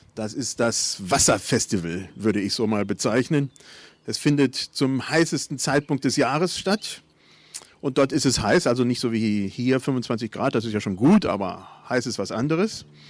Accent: Germany; Bei uns in Deutschland

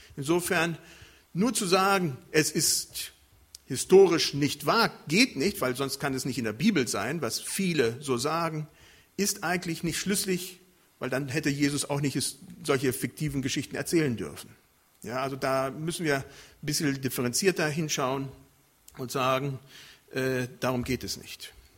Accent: Germany; Bei uns in Deutschland

